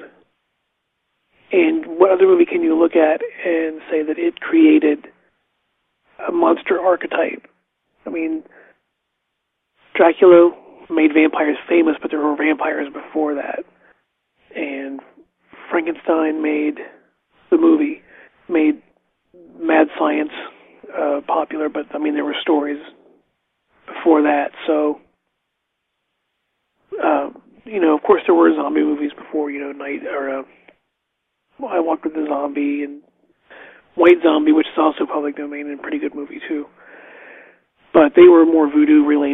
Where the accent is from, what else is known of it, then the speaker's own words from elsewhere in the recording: United States; also born or lived in West Virginia; when I was little, like growing up in Ohio and West Virginia